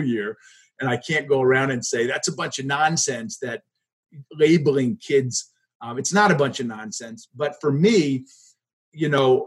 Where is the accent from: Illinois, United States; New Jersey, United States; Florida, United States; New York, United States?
New York, United States; Hartwick; also born or lived in Philadelphia, Pennsylvania; now in St. Albans, Vermont, United States; I was a kid from Hartwick too, which is the town I was from. I wasn't from Cooperstown.